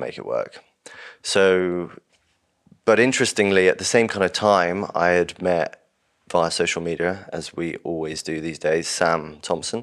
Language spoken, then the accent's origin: English; London, United Kingdom; I grew up in Urbanite in London, vegetarian